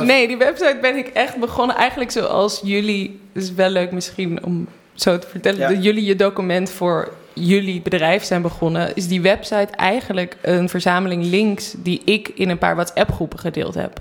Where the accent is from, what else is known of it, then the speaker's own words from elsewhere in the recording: North Brabant, Netherlands; uit een hele grote Brabantse gezellige familie